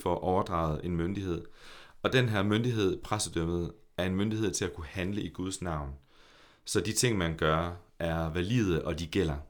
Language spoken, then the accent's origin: Danish; Horsens, Central Denmark Region, Denmark; also born or lived in Copenhagen; jeg er en født i og opvokset i Horsens dreng